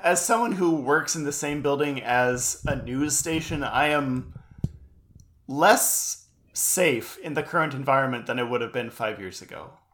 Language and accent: English; United States; being an American